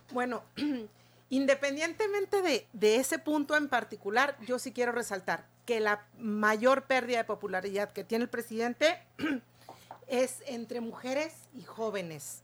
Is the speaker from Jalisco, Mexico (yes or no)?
no; Chihuahua, Mexico; como chihuahuense